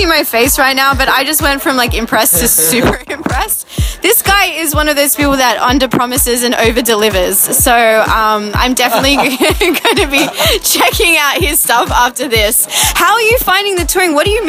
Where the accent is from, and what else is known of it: Australia